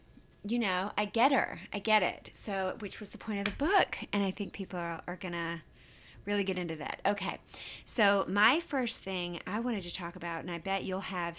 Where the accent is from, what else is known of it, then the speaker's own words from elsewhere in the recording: the South, United States; growing up in the South, as a little girl in a small town in the South